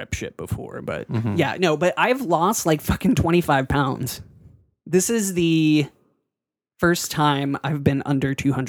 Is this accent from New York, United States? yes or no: no; Pittsburgh, Pennsylvania, United States; moved away; People think I'm not from Pittsburgh when I'm in Pittsburgh.